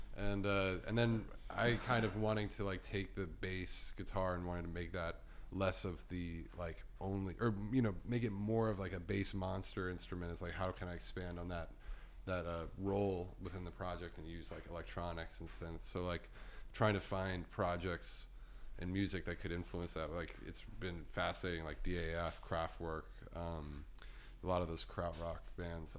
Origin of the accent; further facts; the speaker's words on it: New York, United States; it's where we grew up